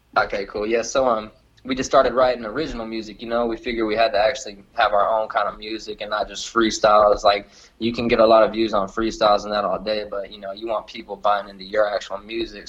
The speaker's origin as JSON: {"language": "English", "town": "Lockhart", "region": "Texas", "country": "United States", "said": "I'm a kid from Lockhart, Texas, and now I'm here in New York"}